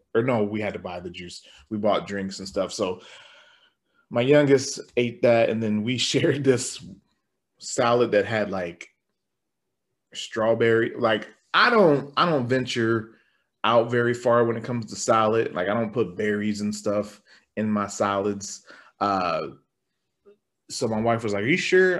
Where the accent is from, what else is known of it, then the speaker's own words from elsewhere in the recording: Nebraska, United States; we're from Nebraska